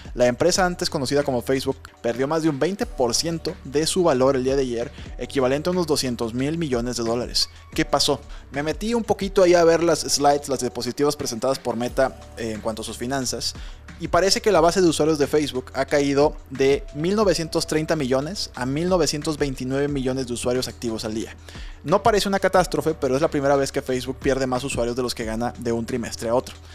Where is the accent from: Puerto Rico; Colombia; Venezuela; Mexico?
Mexico